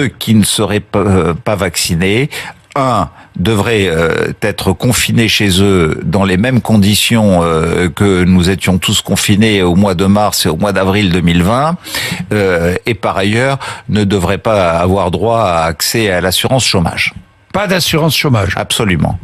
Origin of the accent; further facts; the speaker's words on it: Limoges, Nouvelle-Aquitaine, France; on vient de Limoges, terre socialiste